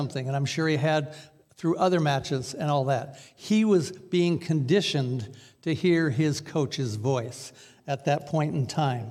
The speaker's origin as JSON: {"language": "English", "town": "Newburgh", "country": "United States", "said": "I'm from Newburgh."}